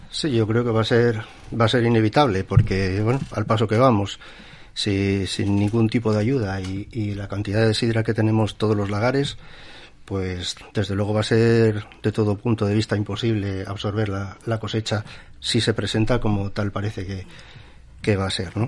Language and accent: Spanish; Asturias, Spain; somos aquí, vivimos de aquí, somos asturianos como los demás